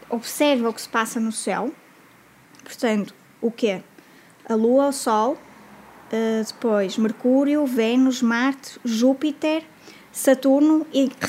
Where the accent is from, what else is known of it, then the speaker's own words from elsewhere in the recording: Porto, Norte, Portugal; Eu é sou de cá, do Porto.